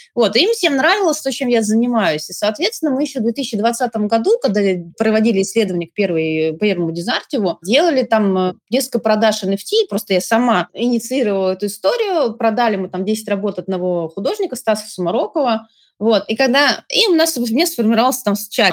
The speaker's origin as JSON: {"language": "Russian", "region": "Saint Petersburg", "country": "Russia", "tie": "born or raised there", "also_born_or_lived": "Moscow", "moved": "yes", "said": "я выросла в Петербурге"}